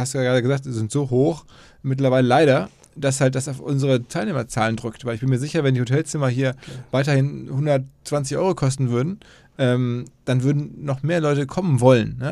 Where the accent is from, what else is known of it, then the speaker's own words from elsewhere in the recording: Ruhr area, North Rhine-Westphalia, Germany; now in Hamburg, Germany; ich komme aus, aus dem Ruhrgebiet